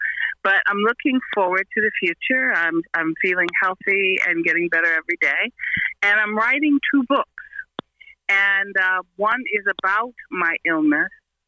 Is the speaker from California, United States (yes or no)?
no; Washington, District of Columbia, United States; I grew up in Washington, D.C.